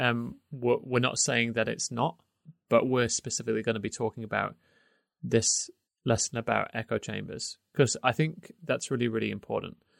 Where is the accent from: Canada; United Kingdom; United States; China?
United Kingdom; moved away; obviously I'm British, but I'm outside of, I don't live in the U K anymore